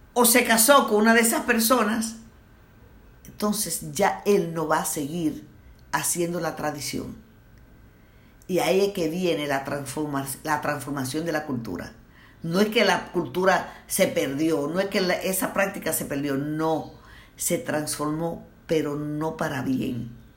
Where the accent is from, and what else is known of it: Dominican Republic